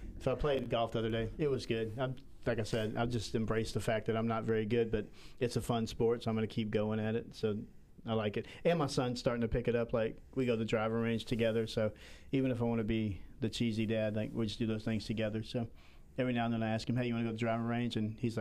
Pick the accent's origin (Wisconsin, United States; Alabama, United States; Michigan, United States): Alabama, United States; Southern; moved away; I'm from Southern Alabama